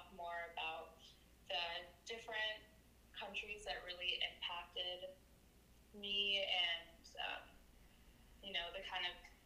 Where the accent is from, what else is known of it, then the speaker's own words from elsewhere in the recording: New York, United States; now in Connecticut, United States; I am currently living in Connecticut, but I'm from New York.